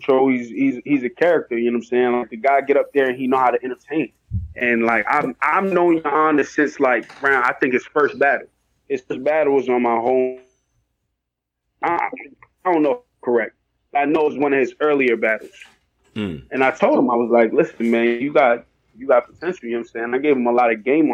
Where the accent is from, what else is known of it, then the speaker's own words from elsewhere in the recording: New York, United States; I'm from New York